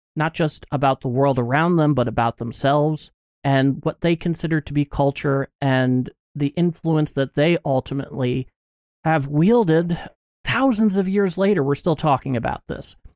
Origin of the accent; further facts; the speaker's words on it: United States; I could not be more American